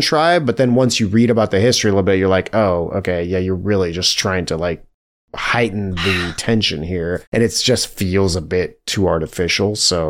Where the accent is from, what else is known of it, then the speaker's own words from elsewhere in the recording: United States; we're American.